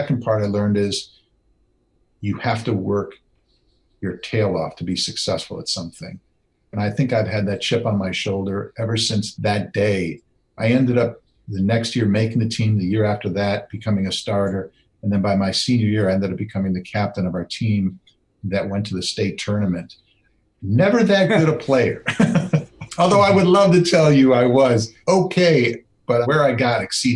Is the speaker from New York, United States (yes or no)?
no; Wisconsin, United States; I grew up in Wisconsin.